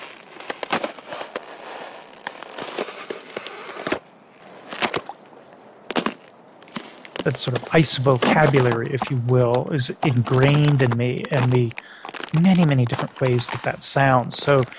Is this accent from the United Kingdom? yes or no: no; Algeria; So growing up in Algeria as a little kid, where those neural networks of language are forming, speaking English at home, but my parents also spoke French to help me with my homework